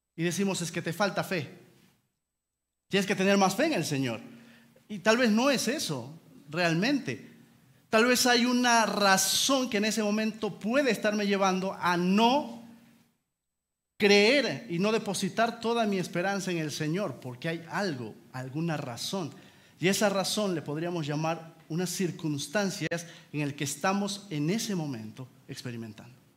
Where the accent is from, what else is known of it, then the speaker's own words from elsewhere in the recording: Peru; somos de Perú